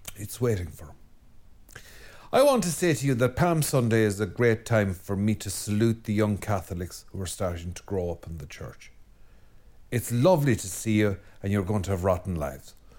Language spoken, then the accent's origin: English; Ireland; I'm Irish and we're a depressed lot.